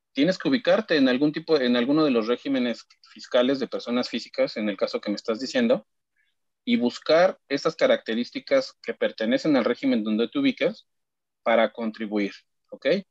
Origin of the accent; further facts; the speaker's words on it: Mexico; como mexicanos